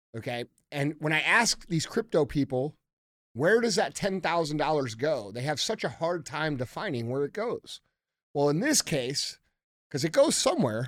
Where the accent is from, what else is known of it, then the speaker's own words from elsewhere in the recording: United States; we as American citizens